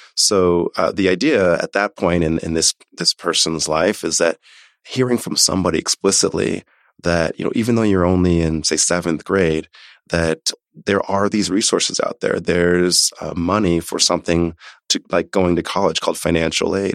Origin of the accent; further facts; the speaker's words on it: Omaha, Nebraska, United States; moved away; also born or lived in New York City / Haiti (family origin); I was born in New York City, grew up in Omaha, Nebraska.